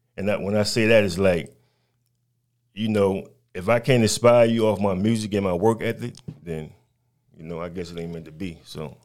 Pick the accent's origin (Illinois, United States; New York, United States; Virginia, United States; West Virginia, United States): New York, United States; New York City; moved away; also born or lived in North Carolina / Albany, Georgia; I'm from Brooklyn, New York, born and raised, but I've been down south for a very long time.